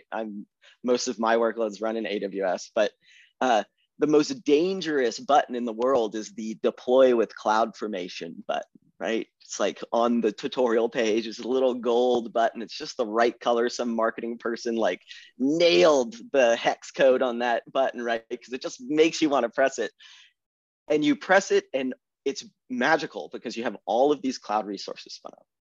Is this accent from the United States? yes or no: yes; Austin, Texas, United States; moved away as an adult; I'm a Texan